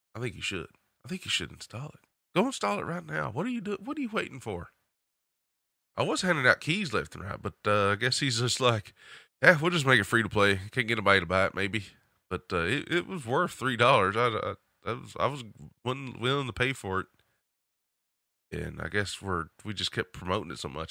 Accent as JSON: {"language": "English", "region": "the South", "country": "United States", "accent": "southern", "said": "my southern accent and twang"}